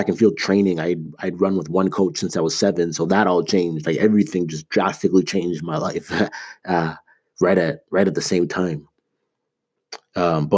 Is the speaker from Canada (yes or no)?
yes; Toronto, Ontario, Canada; moved away as an adult; also born or lived in Ames, Iowa; I grew up in Toronto. I was there for 18 years of my life